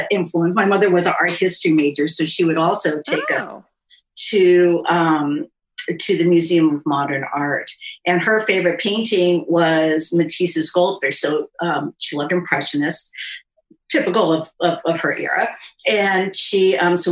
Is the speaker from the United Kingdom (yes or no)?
no; New York City, New York, United States; I grew up in New York City in Manhattan